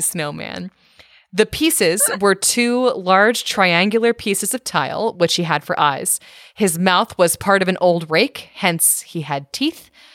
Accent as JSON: {"language": "English", "region": "California", "country": "United States", "tie": "born or raised there", "also_born_or_lived": "Maryland", "moved": "yes", "said": "I grew up in California and then I moved to Maryland"}